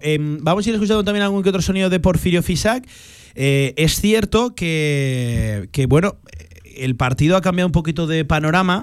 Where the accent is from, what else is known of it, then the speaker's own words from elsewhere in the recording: Teruel, Aragon, Spain; yo vengo de Teruel